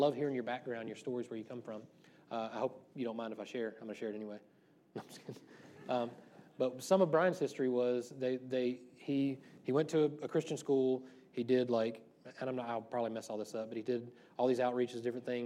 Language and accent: English; the South, United States; when I was growing up in the South